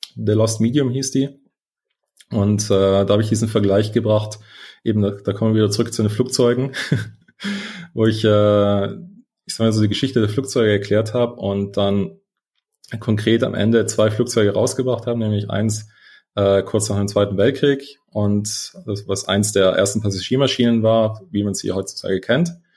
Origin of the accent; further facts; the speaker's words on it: South Tyrol, Trentino-Alto Adige, Italy; also born or lived in London / United States; now in Munich, Germany; aus Italien, aus einem schönen Südtirol